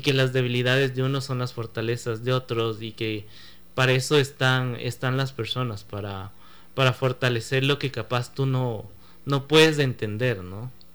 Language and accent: Spanish; Ecuador; yo nací en Ecuador